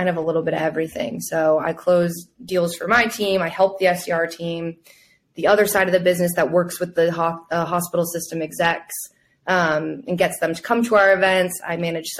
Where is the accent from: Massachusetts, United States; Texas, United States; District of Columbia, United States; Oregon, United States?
Massachusetts, United States; Boston; moved away as an adult; now in New York City, United States; I grew up in Boston